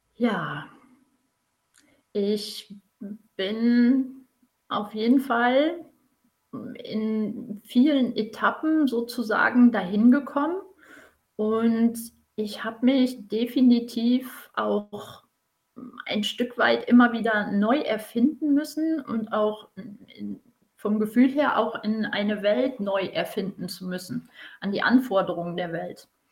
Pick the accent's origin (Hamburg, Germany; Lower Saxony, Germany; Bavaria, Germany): Lower Saxony, Germany; Emsland; bin gebürtige Emsländerin